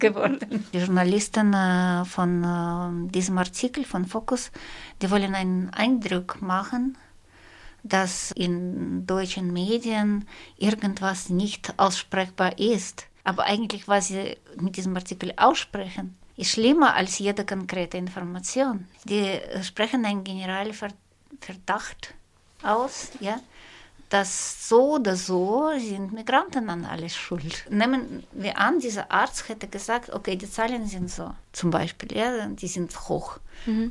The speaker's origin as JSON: {"language": "German", "country": "Russia", "moved": "yes", "said": "eine äh, Russin"}